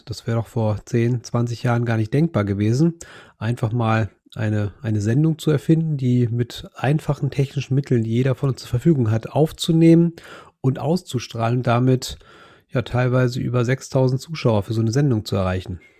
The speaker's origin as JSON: {"language": "German", "country": "Germany", "said": "Ich bin ja ein Friese"}